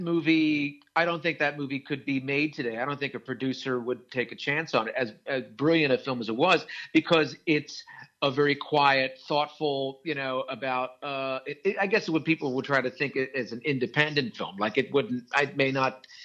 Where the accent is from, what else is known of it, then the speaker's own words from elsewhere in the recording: Wilmington, Delaware, United States; growing up in Wilmington, Delaware